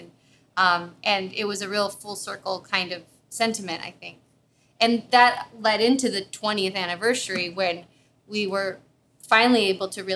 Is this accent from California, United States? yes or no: yes; Vista, California, United States; grew up in Southern California, like just 2 hours south of here, in Vista